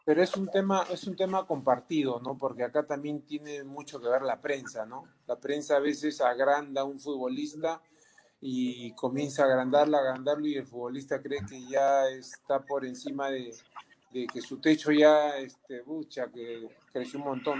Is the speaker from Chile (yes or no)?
no; Peru; nosotros como peruanos